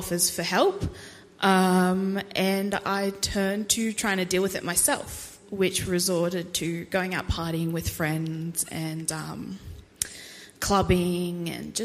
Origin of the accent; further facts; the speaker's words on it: Toowoomba, Queensland, Australia; I was born in Toowoomba at the Toowoomba Base Hospital. However, growing up for the first 5 or 6 years of my life, we moved around a lot due to the army. So I really didn't see Toowoomba much until I was sort of hitting school